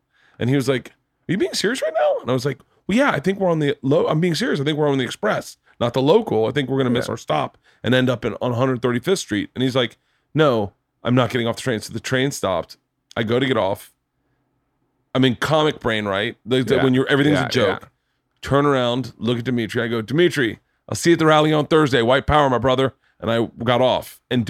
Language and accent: English; the South, United States; But, growing up in the South, there wasn't a lot of integration.